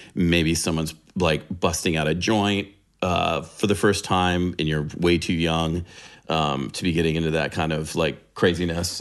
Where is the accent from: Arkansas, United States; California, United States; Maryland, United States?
California, United States; San Diego; I'm a California rat. So, uh, yeah, I grew up in San Diego